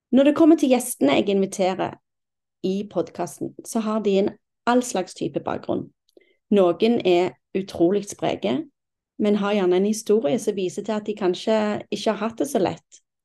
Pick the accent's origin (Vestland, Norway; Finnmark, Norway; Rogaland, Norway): Rogaland, Norway; Stavanger; moved away as an adult; now in Kolsås, Norway; Jeg er 47 år og fra Stavanger. Jeg har ikke bodd i Stavanger på 27 år